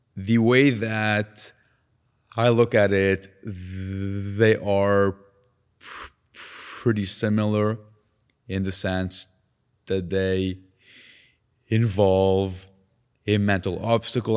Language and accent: English; Lebanon; now in Canada; Growing up in Lebanon with a stutter